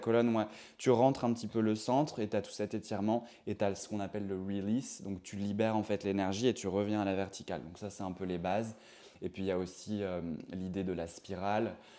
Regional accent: Bazouges-la-Pérouse, Brittany, France; moved away as an adult; also born or lived in Rennes; je viens de Bretagne. Je suis né à Rennes, mais je viens d'un petit village, d'une petite ville qui s'appelle Bazouge-la-Pérouse.

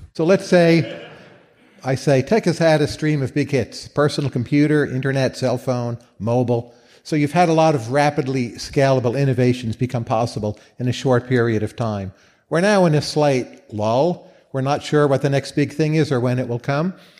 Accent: Northern Virginia, United States; also born or lived in Northeast US; I come from Northern Virginia, the Washington D.C. area

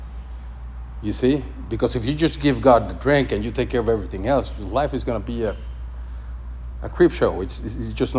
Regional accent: Mexico; moved away; I come from Mexico. The faith in Mexico is crazy.

